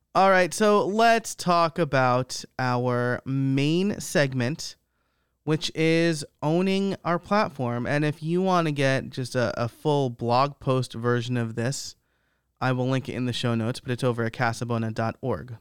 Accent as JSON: {"language": "English", "region": "New York", "country": "United States", "tie": "born or raised there", "said": "I'm from the Northeast. I grew up in New York"}